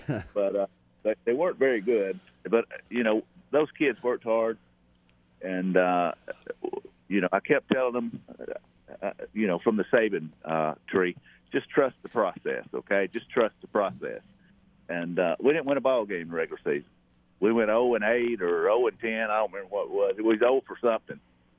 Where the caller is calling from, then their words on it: Troy, Alabama, United States; from Troy right now. I'm sitting on my porch.